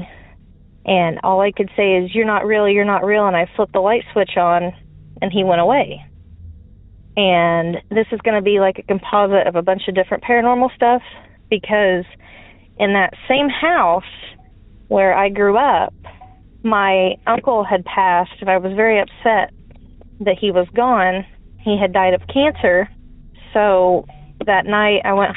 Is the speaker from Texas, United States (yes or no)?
no; Southern Illinois, United States; I'm from Southern Illinois.